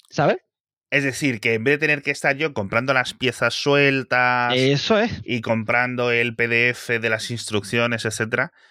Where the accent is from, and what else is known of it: Spain; also born or lived in Seville